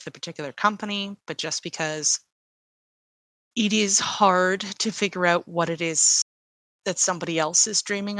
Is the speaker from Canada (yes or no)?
yes; Canada; I am Canadian